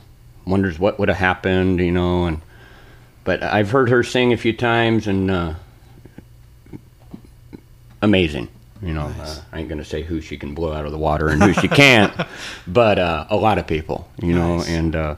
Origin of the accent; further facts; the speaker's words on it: Portland, Oregon, United States; Well, I was raised in Southeast Portland, Oregon, that is. Down there in the Felony Flats, right by Hooker Bridge.